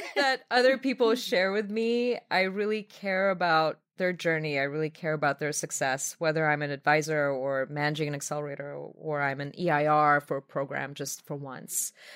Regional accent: Belarus; now in New York, United States; my native Belarus

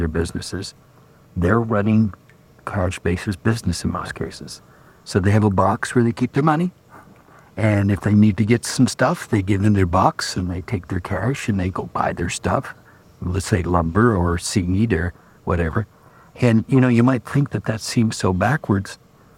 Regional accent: Kansas, United States; I'm from Kansas.

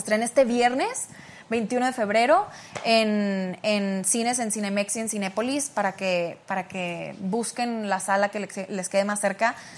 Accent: Mexico; moved away as an adult; now in United States; estando aquí en México, porque pues soy una mexicana entre mexicanos

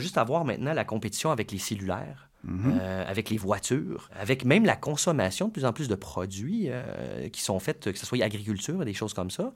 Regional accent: Canada; en tant que Canadien

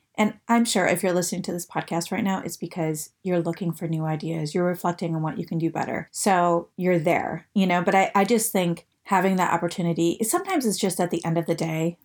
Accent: Detroit, Michigan, United States; I'm originally from the Detroit area

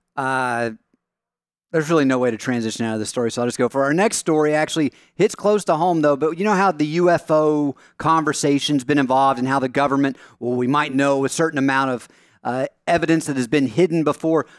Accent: Knox County, Tennessee, United States; moved away; my hometown district back in Knox County.

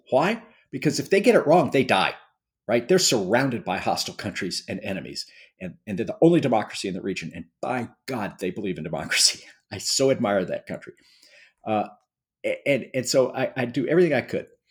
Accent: Missouri City, Texas, United States; I grew up in a small town, Missouri City, Texas, which has become a suburb of Houston

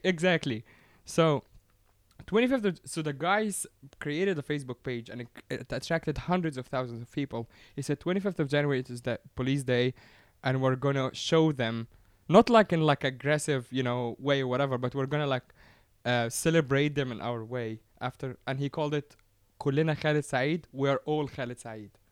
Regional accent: Giza, Giza Governorate, Egypt; I come from Giza, which is where the pyramids are.

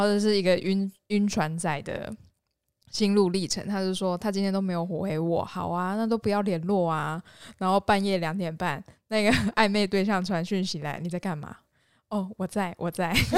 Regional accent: Yunlin County, Taiwan; 我云林人啊

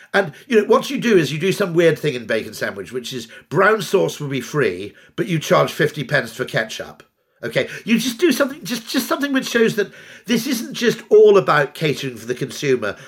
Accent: United Kingdom; I grew up in the Welsh borders in the nineteen seventies

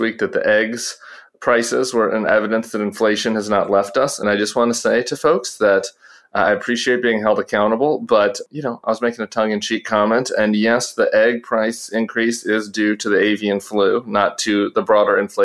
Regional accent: San Francisco Bay Area, California, United States; my hometown Golden State Warriors

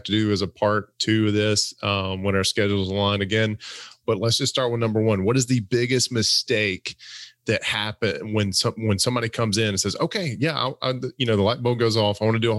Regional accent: Alabama, United States; Wait a minute, I'm from Alabama.

